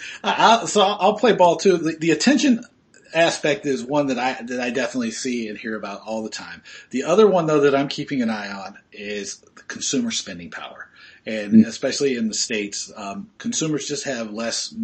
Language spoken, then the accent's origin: English; Australia; I'm Australian